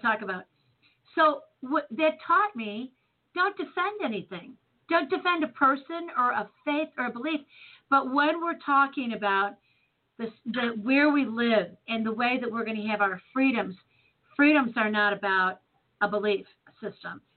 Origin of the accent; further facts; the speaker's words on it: Chicago, Illinois, United States; now in St. Louis, United States; Born and Raised in Chicago